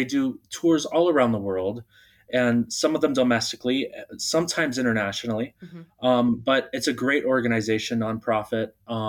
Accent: Arizona, United States; also born or lived in Bulgaria; I do consider myself an Arizonan. However, I wasn't born in Arizona. I was born in Bulgaria. So I would like to consider my roots are from Bulgaria. So I was adopted by a family originally from Michigan. They had brought me out here to Arizona.

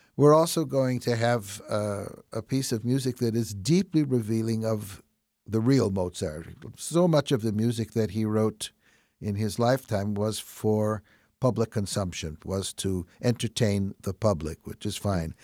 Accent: Chicago, Illinois, United States; accent: Chicago; with my Chicago accent

